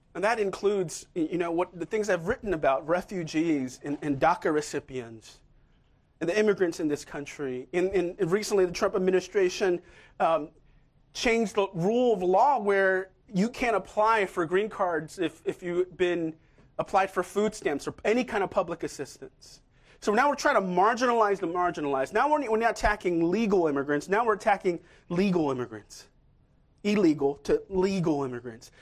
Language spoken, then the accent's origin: English; Seoul, South Korea; moved away; I'm from Seoul myself. I was born there.